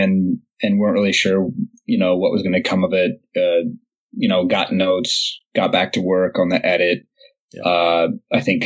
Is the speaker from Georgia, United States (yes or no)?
no; Louisville, Kentucky, United States; moved away; I'm from Louisville, so, it's familiar country to me